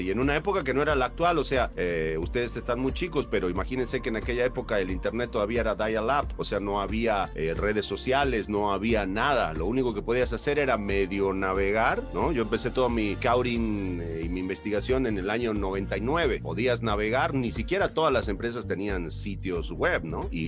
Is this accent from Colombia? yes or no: no; Argentina; now in Mexico; incluso hasta la misma fisonomía de la gente de mi tierra es mucho más parecida a la de los mexicanos. Somos el único estado en Argentina que comemos chile, que comemos tamales.